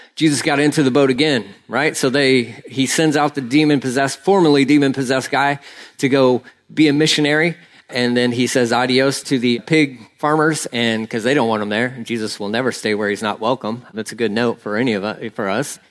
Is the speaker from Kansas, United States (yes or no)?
no; Texas, United States; I'm Texan